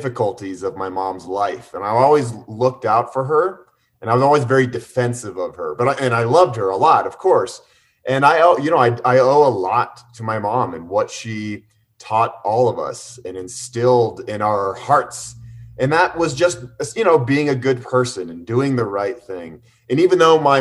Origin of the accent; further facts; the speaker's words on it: Boulder, Colorado, United States; We grew up in Boulder, which is a very well-off town, but we weren't your typical Boulder family